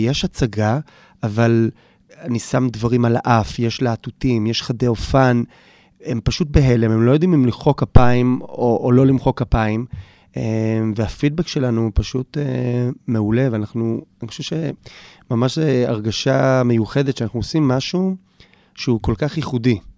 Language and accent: Hebrew; Jerusalem, Jerusalem District, Israel; נולדתי בשכונת אה, הר נוף בירושלים, גדלתי שם.